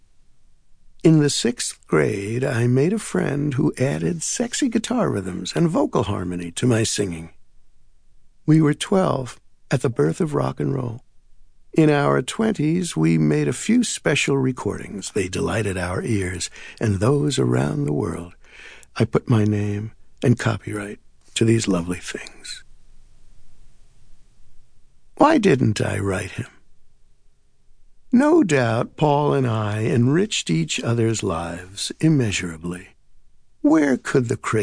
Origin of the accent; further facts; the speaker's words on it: New York City, New York, United States; I grew up near Jewel Avenue and Main Street in the borough of Queens in New York